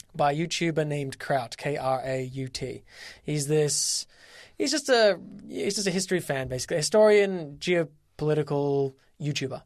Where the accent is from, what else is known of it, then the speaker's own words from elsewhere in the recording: Australia; I am Australian.